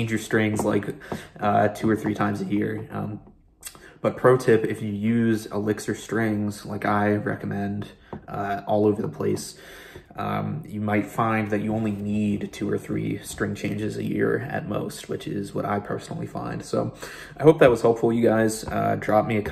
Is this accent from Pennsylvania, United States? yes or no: yes; Pennsylvania, United States; moved away; my home state of Pennsylvania